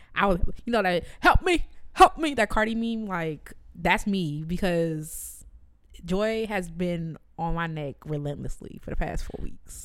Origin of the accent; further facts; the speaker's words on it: Jamaica; me as a Jamaican